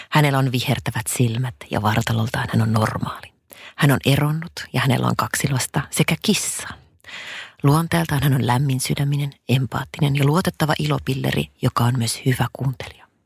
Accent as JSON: {"language": "Finnish", "town": "Mikkeli", "region": "South Savo", "country": "Finland", "tie": "born or raised there", "said": "mä oon Savosta koteisen, ihan Mikkelistä"}